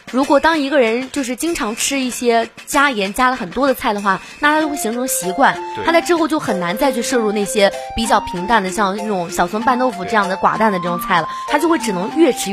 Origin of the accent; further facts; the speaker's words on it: Shanxi, China; now in Henan, China; 对于我们山西那边的话，就是来这边河南有点不太习惯，因为这边的还是比较淡一点的。